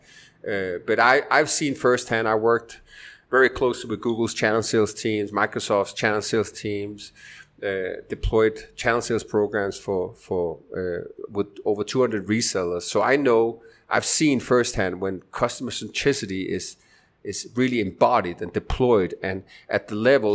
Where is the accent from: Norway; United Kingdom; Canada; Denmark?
Denmark; moved away as an adult; also born or lived in United States; now in Medellin, Colombia; I'm originally from Denmark in Europe, but spent the last 10, 15 years in stateside and in Latin America.